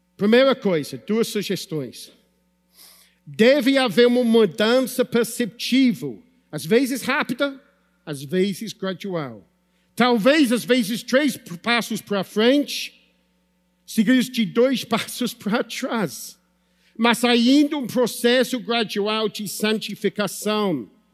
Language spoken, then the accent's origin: Portuguese; United Kingdom; Portuguese is a second language; moved away; Sou britânico